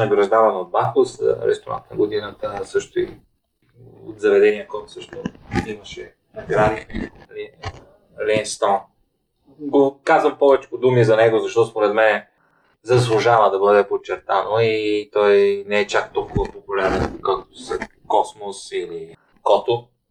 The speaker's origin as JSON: {"language": "Bulgarian", "town": "Ruse", "region": "Ruse Province", "country": "Bulgaria", "tie": "born or raised there", "said": "университета в, в моя роден град"}